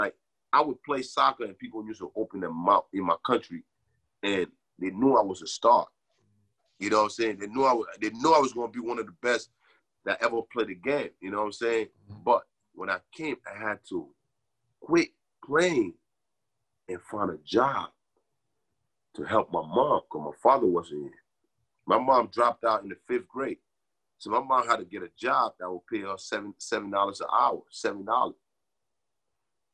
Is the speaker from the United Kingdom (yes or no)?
no; Liberia; now in New Jersey, United States; I'm from Liberia.